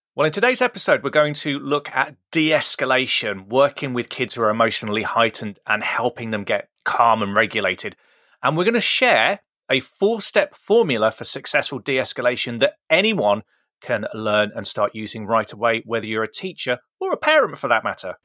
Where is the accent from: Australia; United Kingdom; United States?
United Kingdom; Midlands; I pronounced it tooth. I'm from the Midlands. That's how we say it.